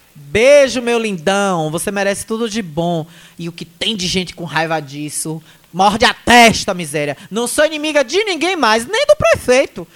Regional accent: Asa Branca, Bahia, Brazil; quando eu era criança, minha infância foi toda na Asa Branca, eu brincava muito aí para esses lados

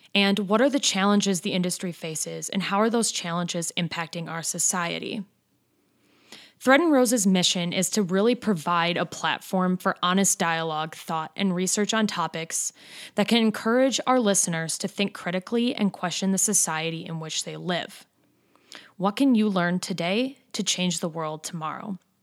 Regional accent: Madison, Wisconsin, United States; our home state and basically in my hometown.

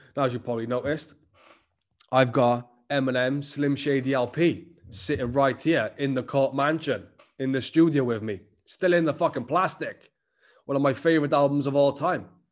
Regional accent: Cardiff, Wales, United Kingdom; accent: Cardiff; I'm Cardiff as fuck

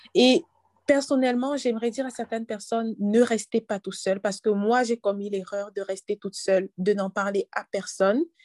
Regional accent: Cameroon; now in Canada; dans mon pays d'origine, au Cameroun

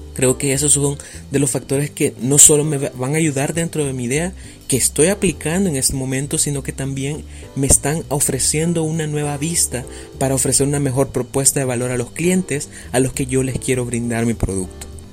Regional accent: El Salvador; soy del país del Salvador

